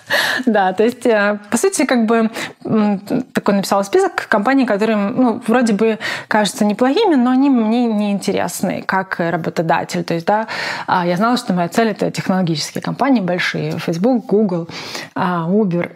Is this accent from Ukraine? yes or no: yes; Zaporizhzhia, Zaporizhzhia Oblast, Ukraine; moved away as an adult; also born or lived in Kyiv, Ukraine; я из Запорожья